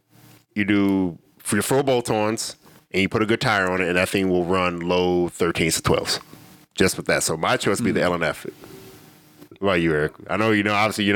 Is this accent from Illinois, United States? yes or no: yes; Illinois, United States; moved away; I'm from Illinois.